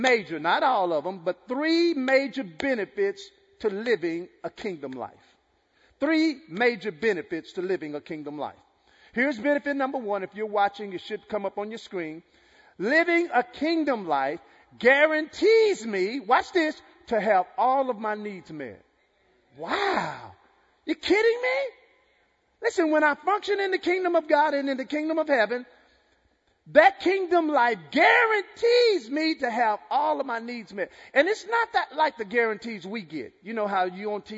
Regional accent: Texas, United States; I'm from Texas

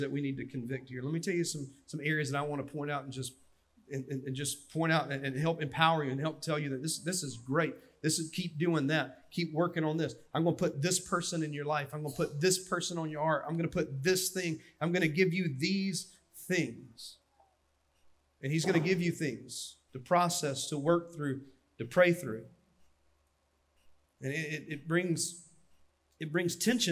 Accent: Dillon County, South Carolina, United States; I'm from Dillon County, and in the Sunday school we had donuts and Mountain Dew

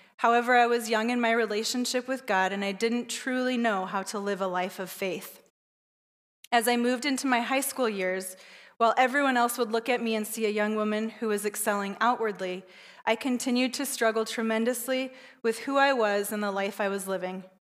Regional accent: Southern California, United States; I was raised in Southern California

